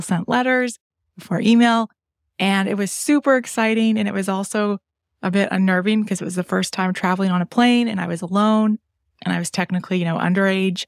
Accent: London, Ontario, Canada; I didn't grow up traveling a lot. I had four siblings, and our travels were basically limited to the provincial parks in southwestern Ontario because I'm from London, Ontario

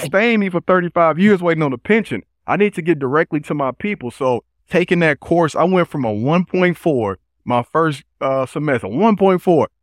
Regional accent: Chicago, Illinois, United States; born and raised in Chicago on the South Side

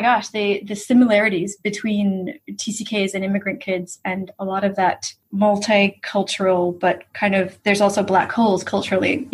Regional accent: United States; moved away as an adult; also born or lived in San Francisco; my parents both immigrated from Italy and then had three kids and I'm the youngest. And so I grew up, like they brought us over to Italy a few times and stuff, but I grew up in the US

